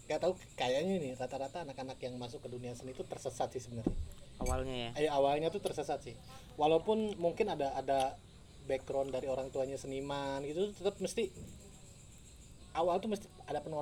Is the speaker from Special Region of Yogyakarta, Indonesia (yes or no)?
yes; Yogyakarta, Special Region of Yogyakarta, Indonesia; Gua dari Jogja.